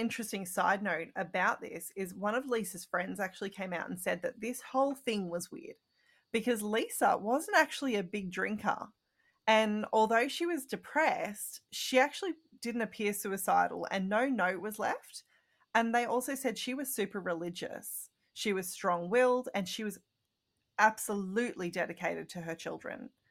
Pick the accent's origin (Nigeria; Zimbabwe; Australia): Australia; I'm Australian